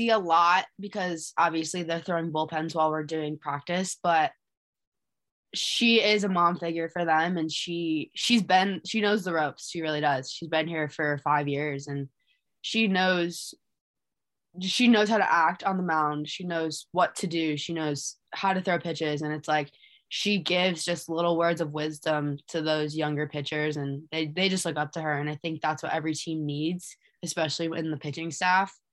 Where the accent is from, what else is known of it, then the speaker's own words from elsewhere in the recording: Michigan, United States; now in Blacksburg, United States; Yeah, so Blacksburg is nothing like my hometown. Um, we can walk to Target at my house. Here we have to drive 15 minutes. Um, but no, this is a lot smaller than where I come from, and obviously Michigan doesn't have mountains and we have lakes and whatnot